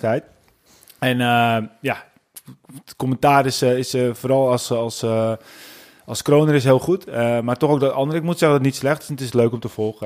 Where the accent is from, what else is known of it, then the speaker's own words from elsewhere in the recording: Netherlands; als Nederlanders